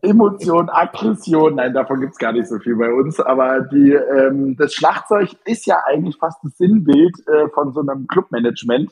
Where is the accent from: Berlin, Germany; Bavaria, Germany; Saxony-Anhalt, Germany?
Berlin, Germany; Ich war auf dem Beethoven-Gymnasium hier in Berlin Steglitz als gebürtiger Berliner